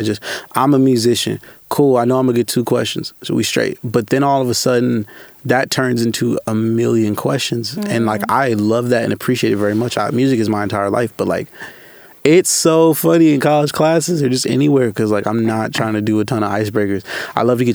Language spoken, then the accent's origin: English; New Haven, Michigan, United States; also born or lived in Poughkeepsie, New York; I was born in South Poughkeepsie, New York. I was raised in New Haven, Michigan, mm-hmm. by my grandparents